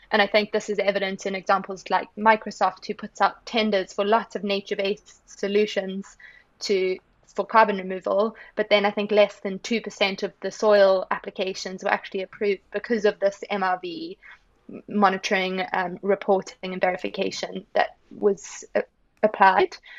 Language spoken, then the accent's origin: English; South Africa; growing up in South Africa made a big impact on me.